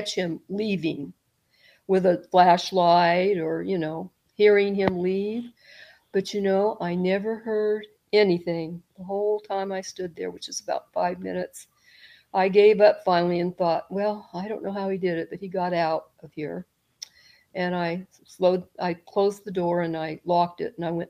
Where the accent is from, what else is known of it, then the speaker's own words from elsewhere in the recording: California, United States; now in Southern Illinois, United States; I'm from California